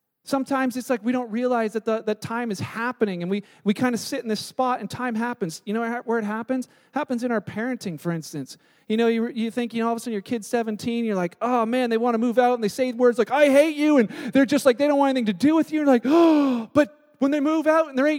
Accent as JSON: {"language": "English", "country": "Canada", "said": "we're Canadian"}